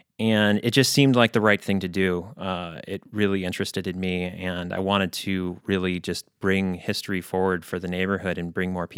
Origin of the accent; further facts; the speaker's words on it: Chicago, Illinois, United States; now in Seattle, United States; So I'm originally from Chicago, and I came out here in 2004 essentially for an internet romance that didn't work out.